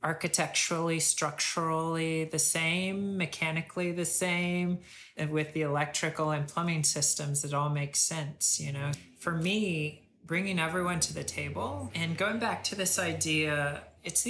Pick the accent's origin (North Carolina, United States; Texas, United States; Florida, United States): Texas, United States; now in California, United States; I'm from Texas